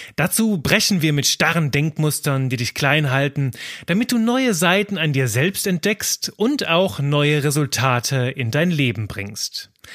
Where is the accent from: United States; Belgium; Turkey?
Belgium; now in Cologne, Germany; Ich bin Belgier